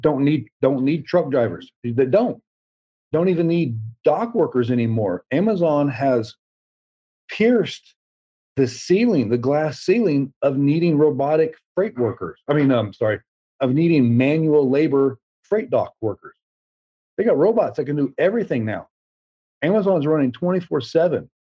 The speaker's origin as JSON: {"language": "English", "region": "the South", "country": "United States", "tie": "born or raised there", "said": "I was raised in the South um, you know, Southern Baptist"}